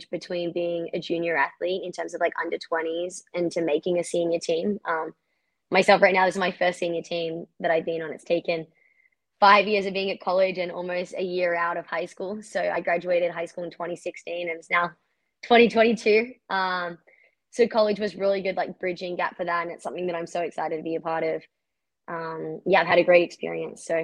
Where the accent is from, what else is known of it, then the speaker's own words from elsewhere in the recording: Australia; now in United States; No, I swear I'm still Australian because everyone in America is like, you sound so Australian.